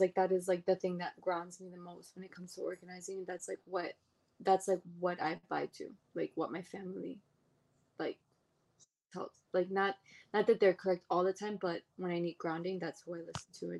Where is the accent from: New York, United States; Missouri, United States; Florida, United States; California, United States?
New York, United States; New York City; I was born and raised in Brooklyn.